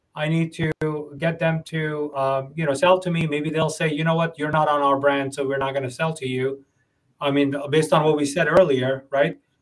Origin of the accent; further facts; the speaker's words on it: New York, United States; I'm from New York